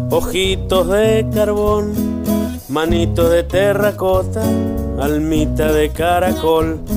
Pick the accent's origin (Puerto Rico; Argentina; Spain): Argentina; Ranquil Norte, Mendoza; de Ranquil Norte, Malargüe, Mendoza. Soy músico y docente.